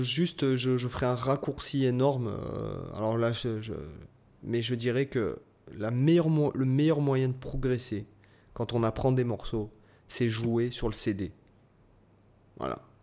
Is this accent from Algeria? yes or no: no; Toulon, Provence-Alpes-Côte d'Azur, France; j'étais de Toulon